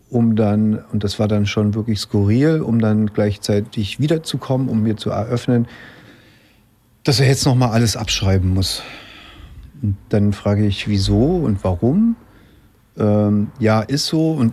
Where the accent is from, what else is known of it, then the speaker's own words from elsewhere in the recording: Leipzig, Saxony, Germany; weil er aus, aus Meißen kommt, ich komme aus Leipzig